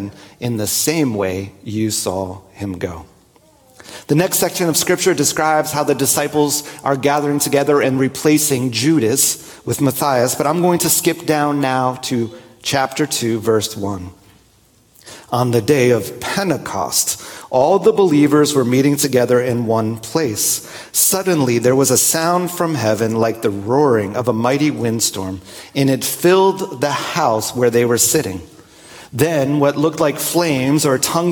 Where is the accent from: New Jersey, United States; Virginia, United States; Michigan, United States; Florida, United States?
New Jersey, United States; Growing up in New Jersey, I would often go to little pizzerias